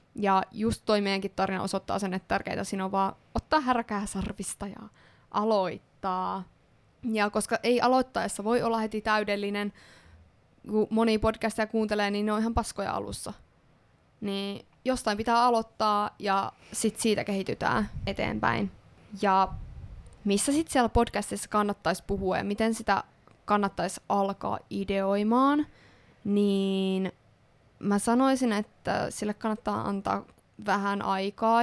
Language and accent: Finnish; Ostrobothnia, Finland; mua itseä pohjalaisena